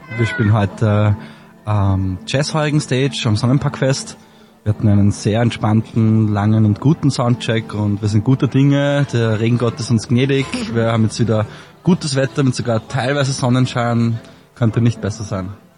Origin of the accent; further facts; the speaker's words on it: Traismauer, Lower Austria, Austria; now in Vienna, Austria; ich bin in äh, Trasmont aufgewachsen